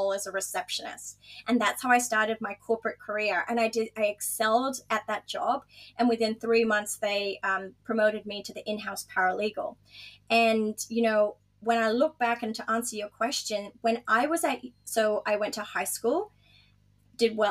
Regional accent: Dubai, United Arab Emirates; moved away as an adult; also born or lived in Gold Coast, Australia; now in Australia; I grew up in Dubai

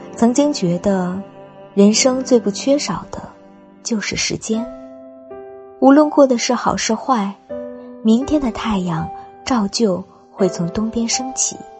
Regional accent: Tangshan, Hebei, China; 我来自于河北唐山

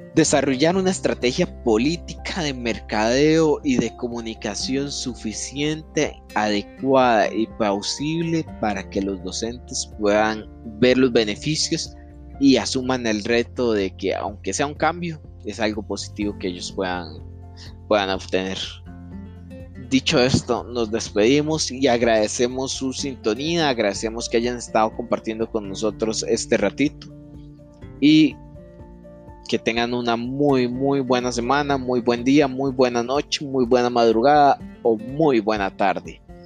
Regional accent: Costa Rica

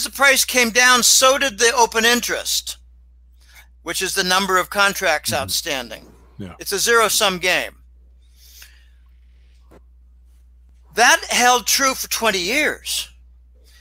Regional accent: Pittsburgh, Pennsylvania, United States; moved away as an adult; also born or lived in Boston; I'm from Pittsburgh. Carnegie Mellon graduate school, too. But my high school had Dan Marino

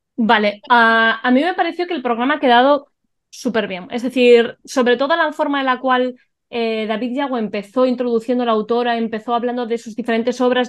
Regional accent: A Coruña, Galicia, Spain; yo soy de La Coruña o sea, he vivido en La Coruña la mayor parte de mi vida

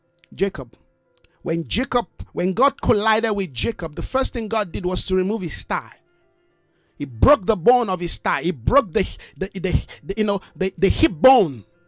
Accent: South Africa; our own national identity of South Africa

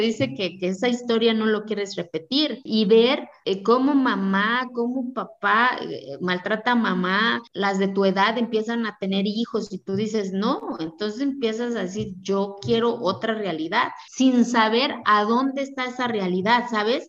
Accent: Santa María Quiegolani, Oaxaca, Mexico; Spanish is a second language; moved away; de hablar una lengua diferente al español y de decir que soy de Kiegolán

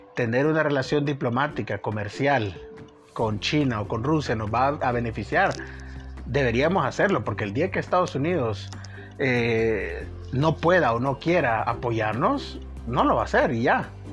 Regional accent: El Salvador; un país relativamente pequeño como digamos nosotros, que somos más o menos unos 7, 7 y medio millones de habitantes

